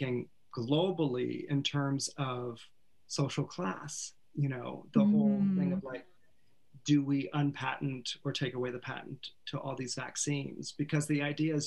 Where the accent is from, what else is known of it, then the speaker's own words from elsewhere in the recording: Menlo Park, California, United States; I was raised in Northern California, Menlo Park, California, Palo Alto, Stanford